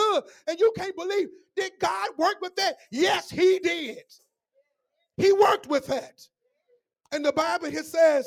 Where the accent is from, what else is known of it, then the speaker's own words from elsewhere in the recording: Memphis, Tennessee, United States; When I was growing up in Memphis, Tennessee